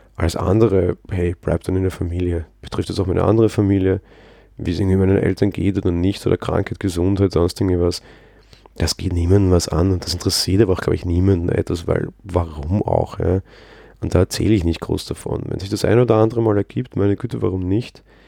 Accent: Vienna, Austria; Als Wiener

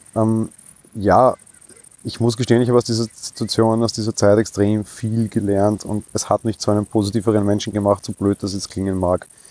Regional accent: Vienna, Austria; bei uns in Wien

